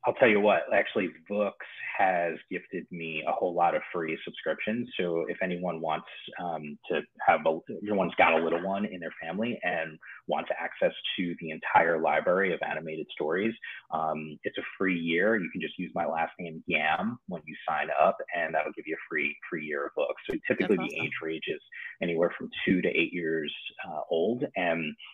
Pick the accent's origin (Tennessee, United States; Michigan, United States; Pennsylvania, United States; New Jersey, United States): New Jersey, United States; moved away as an adult; also born or lived in Bronx, New York; now in California, United States; I was born in the Bronx. We grew up in the Bronx for a few years, and then we moved to New Jersey, which is where it's still kind of home in a lot of ways, despite the fact that I've lived in California now for the better part of 10 years